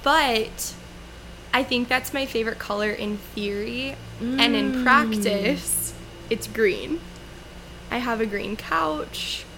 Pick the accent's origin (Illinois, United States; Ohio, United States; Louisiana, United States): Louisiana, United States; Yes, I'm from Louisiana.